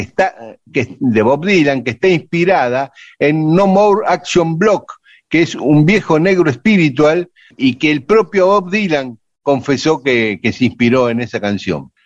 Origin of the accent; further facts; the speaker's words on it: Lomas de Zamora, Buenos Aires Province, Argentina; la sodería que trabajé cuando era chico ahí en Garibaldi Frías en Lomas de Zamora